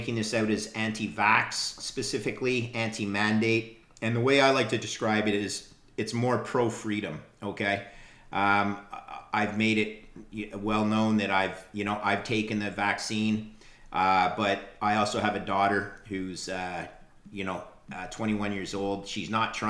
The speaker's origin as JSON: {"language": "English", "country": "Canada", "said": "As a Canadian"}